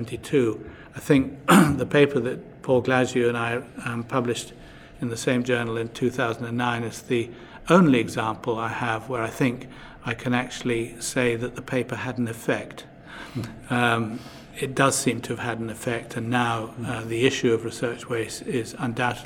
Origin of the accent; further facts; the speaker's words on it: United Kingdom; as a Brit